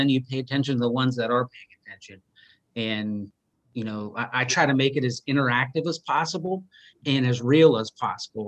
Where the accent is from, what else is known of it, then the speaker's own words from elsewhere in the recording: Seattle, Washington, United States; growing up in Seattle